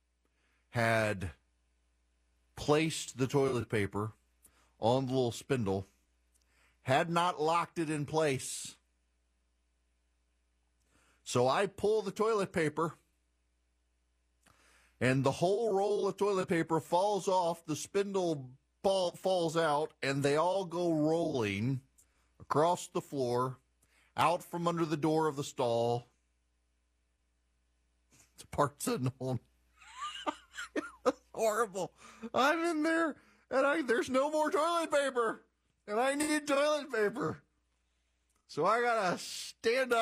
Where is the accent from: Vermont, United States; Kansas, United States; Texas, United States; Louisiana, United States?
Louisiana, United States; I'm from Louisiana. It's great to be on the radio in my home state